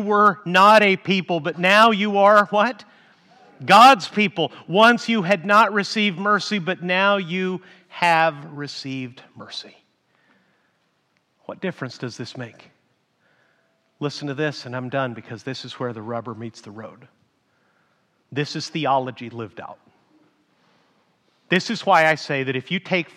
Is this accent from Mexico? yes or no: yes; Mexico; moved away; I grew up in Mexico and because I was a pastor and a missionary in Mexico